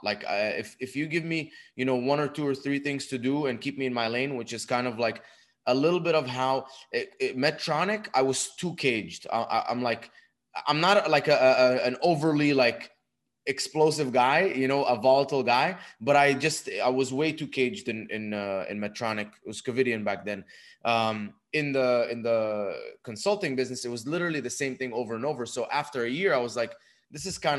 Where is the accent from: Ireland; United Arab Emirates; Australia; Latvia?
United Arab Emirates; Dubai; moved away as an adult; also born or lived in Egypt; now in United States; I was born in Egypt, raised in Dubai. When I was 18, moved to the United States for college